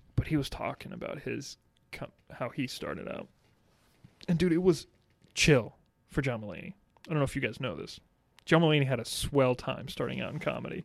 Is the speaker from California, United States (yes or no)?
no; North Carolina, United States; I'm from North Carolina